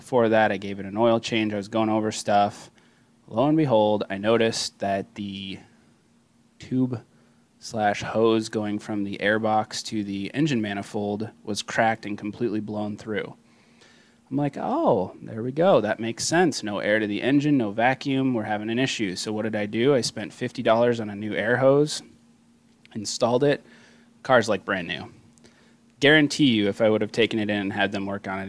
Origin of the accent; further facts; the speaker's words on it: Iowa, United States; We're all from Iowa, so we are Central Standard Time